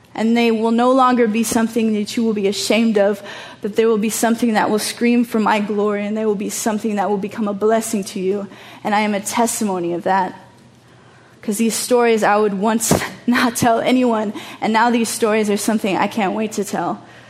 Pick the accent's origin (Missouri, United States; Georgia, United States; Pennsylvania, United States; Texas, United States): Texas, United States; moved away as an adult; also born or lived in Chicago; now in Amsterdam, Netherlands; I'm from Texas, I'm from the hood, like I grew up human trafficked, but now I live in Amsterdam.